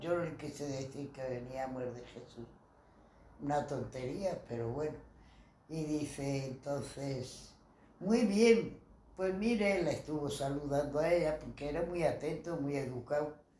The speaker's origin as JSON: {"language": "Spanish", "town": "Madrid", "region": "Community of Madrid", "country": "Spain", "tie": "born or raised there", "said": "He nacido en Madrid, en la calle, eh, cerca de Embajadores, en la calle Las Peñuelas"}